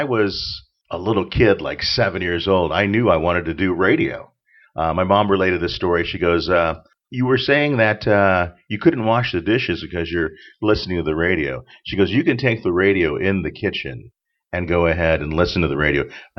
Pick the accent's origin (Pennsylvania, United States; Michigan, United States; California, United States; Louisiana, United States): California, United States; Orange County; also born or lived in San Diego; now in Los Angeles, United States; I grew up in Orange County